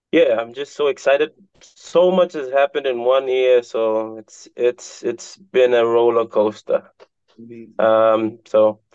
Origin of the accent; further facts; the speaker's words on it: Papua New Guinea; I am from the Pacific Island nation of Papua New Guinea.